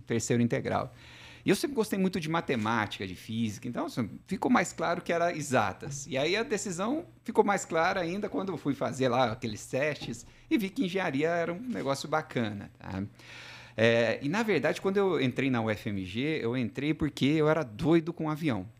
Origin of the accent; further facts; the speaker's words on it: southern Minas Gerais, Brazil; moved away; sou mineiro do sul de Minas